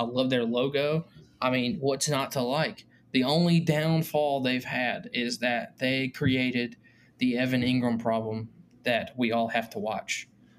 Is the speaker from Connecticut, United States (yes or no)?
no; Durham, North Carolina, United States; We're both from Durham.